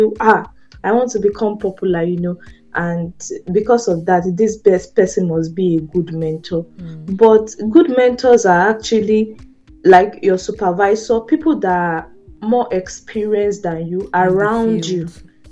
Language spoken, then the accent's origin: English; Nigeria; as a Nigerian